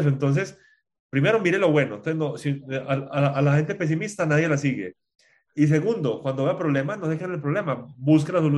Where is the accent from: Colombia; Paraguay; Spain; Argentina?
Spain; moved away; Yo vine de España y dije, yo voy a confiar en la gente.